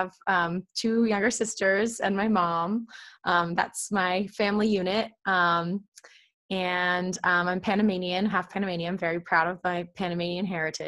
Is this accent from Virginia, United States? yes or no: yes; Alexandria, Virginia, United States; moved away as an adult; now in Cape Cod, United States; I grew up in Alexandria, Virginia